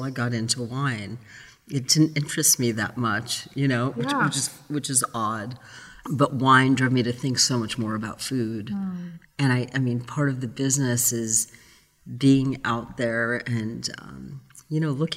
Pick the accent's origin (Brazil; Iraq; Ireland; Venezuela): Brazil; moved away; I grew up in Brazil